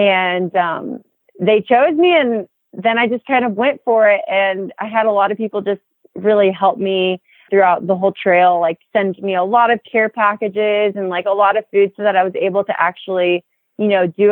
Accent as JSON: {"language": "English", "town": "Miami", "region": "Florida", "country": "United States", "tie": "born or raised there", "also_born_or_lived": "East Tennessee", "moved": "as an adult", "said": "I grew up in Miami, Florida"}